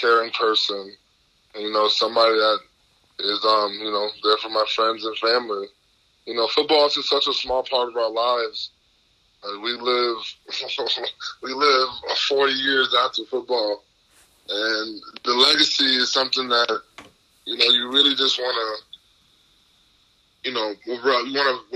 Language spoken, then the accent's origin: English; Milwaukee, Wisconsin, United States; I'm from Milwaukee, so, you know, I grew up a Packer fan